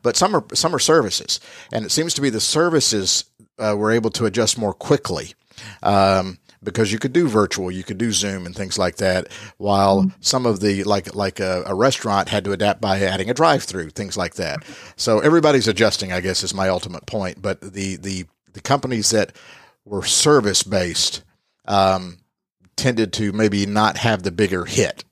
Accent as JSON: {"language": "English", "region": "the South", "country": "United States", "said": "that's what we say down south."}